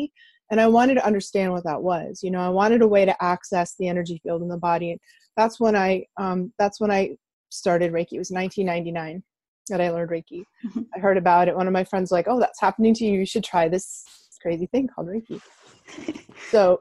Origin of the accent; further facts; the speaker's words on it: outside Boston, Massachusetts, United States; I grew up outside Boston in the 60s and 70s